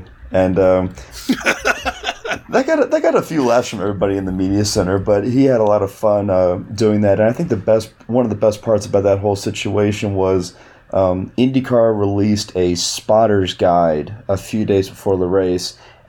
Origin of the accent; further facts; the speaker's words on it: Louisiana, United States; my home state of Louisiana